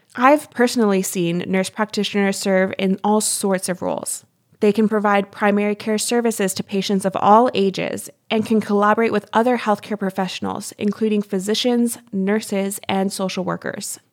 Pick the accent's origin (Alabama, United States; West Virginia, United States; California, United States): West Virginia, United States; Being from the Mountain State, I love how rural, rugged, and gorgeous